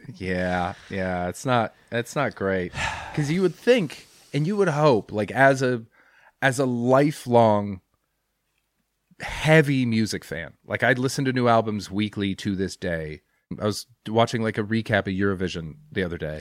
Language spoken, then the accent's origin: English; Canada